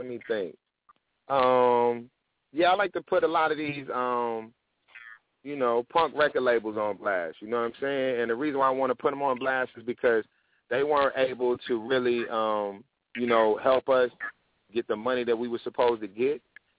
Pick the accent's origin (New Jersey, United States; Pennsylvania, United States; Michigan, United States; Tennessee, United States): Tennessee, United States; also born or lived in Detroit / New York / Atlanta; So it's people I grew up with in Tennessee, you know what I mean? It's people I grew up with. I lived in Detroit for a while, and New York, and Atlanta, and out here.